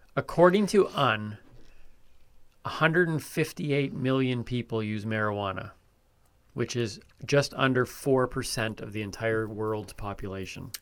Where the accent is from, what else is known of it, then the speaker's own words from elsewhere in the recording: Canada; I'm Canadian.